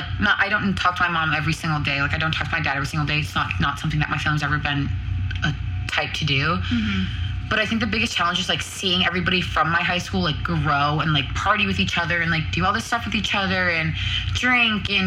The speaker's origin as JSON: {"language": "English", "area": "Boston", "region": "Massachusetts", "country": "United States", "moved": "as an adult", "lives_now": "Arizona, United States", "said": "I'm from Boston, Massachusetts. I'm 20 minutes outside of Boston, 15 minutes away from New Hampshire"}